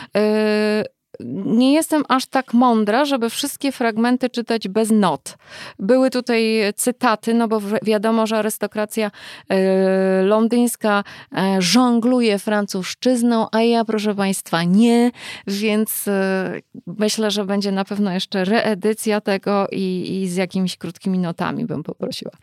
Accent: United States; moved away; wychowywałam się lata w Stanach

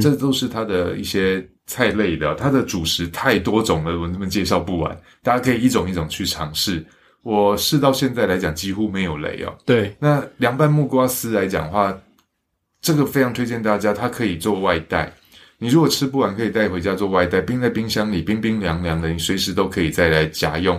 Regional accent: Xinying, Tainan, Taiwan; 我的老家新营

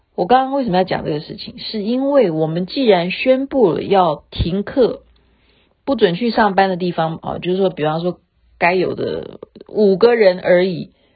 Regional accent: Taiwan; 我们台湾人

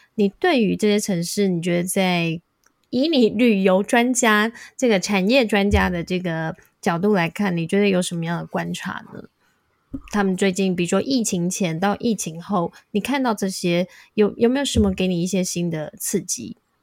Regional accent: Taiwan; now in United States; 我说台湾，还很多人以为我是泰国人

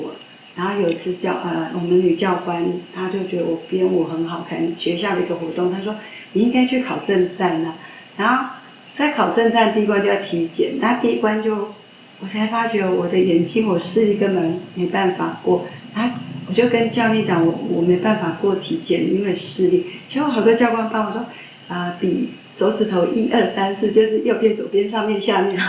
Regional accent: Yilan County, Taiwan; 啊，南方啊，

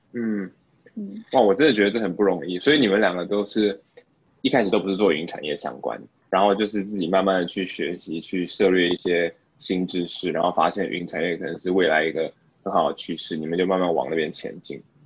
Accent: Taiwan; now in Singapore; 身为台湾人

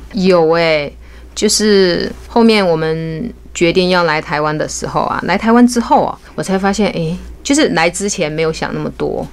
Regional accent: Hunan, China; moved away as an adult; also born or lived in Hainan; now in New Taipei, Taiwan; 我是湖南人，然后跑到海南工作

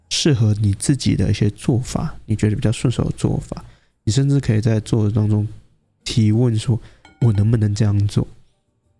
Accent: Taiwan; 对于我们台湾人，应该说对于亚洲来说。太吝啬于表达了

